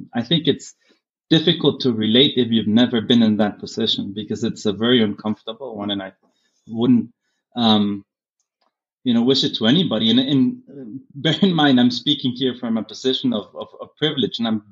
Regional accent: Germany; now in Guatemala; having grown up in Germany gave me a different perspective

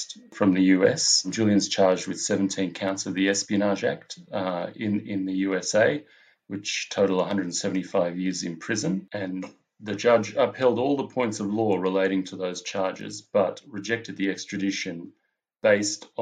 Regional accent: Melbourne, Victoria, Australia; I'm a filmmaker from Melbourne in Australia

